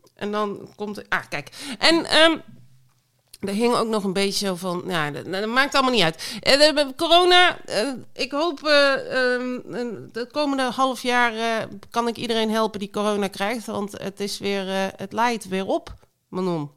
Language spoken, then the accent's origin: Dutch; Belgium; born or raised there; moved away